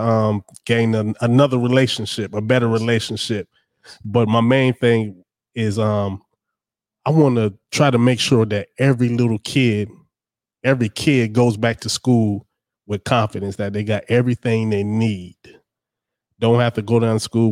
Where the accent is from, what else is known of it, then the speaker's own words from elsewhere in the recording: Darlington, South Carolina, United States; I'm from Darlington, South Carolina